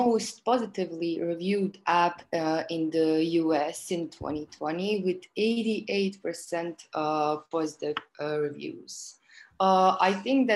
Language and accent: English; Croatia; I'm from Croatia